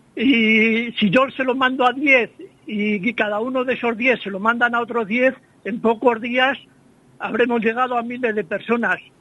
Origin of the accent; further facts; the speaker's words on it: a village in Salamanca province, Castile and León, Spain; En el lugar donde yo nací, mis padres, mis abuelos, mi mujer, mis suegros